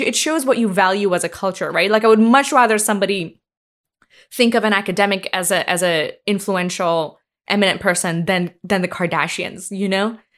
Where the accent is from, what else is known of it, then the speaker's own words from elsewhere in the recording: India; moved away; growing up in India, I mean, like, when I was a kid